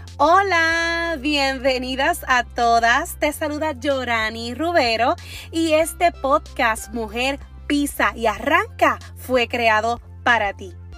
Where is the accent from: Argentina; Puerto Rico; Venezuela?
Puerto Rico; Orocovis; soy de Orocovis, que es un pueblo pequeño que casi todo el mundo te conoce